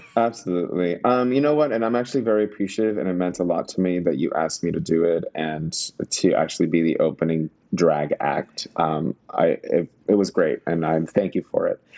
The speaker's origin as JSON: {"language": "English", "town": "Miami", "region": "Florida", "country": "United States", "moved": "yes", "lives_now": "New York City, United States", "said": "I am originally from Miami"}